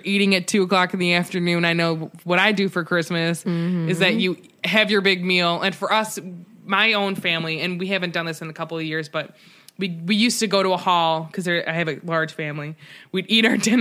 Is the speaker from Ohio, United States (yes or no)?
yes; Cleveland, Ohio, United States; We're from Cleveland